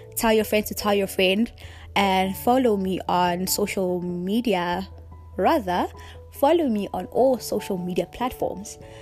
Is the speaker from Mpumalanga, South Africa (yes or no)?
no; Rustenburg, North West, South Africa; moved away as an adult; also born or lived in KwaZulu-Natal; now in Johannesburg, South Africa; I grew up in Rustenburg, Mosenthal village